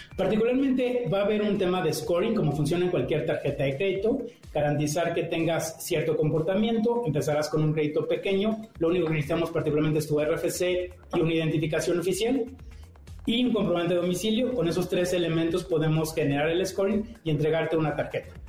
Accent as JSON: {"language": "Spanish", "town": "Morelia", "region": "Michoacán", "country": "Mexico", "moved": "as an adult", "lives_now": "Mexico City, Mexico", "said": "vengo de Morelia llegué a la Ciudad de México hace unos años"}